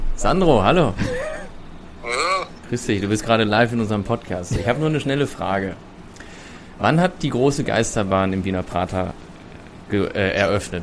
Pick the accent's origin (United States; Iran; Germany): Germany; aus Deutschland.